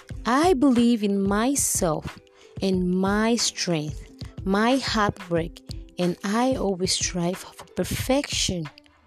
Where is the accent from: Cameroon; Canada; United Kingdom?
Cameroon; born and raised in Cameroon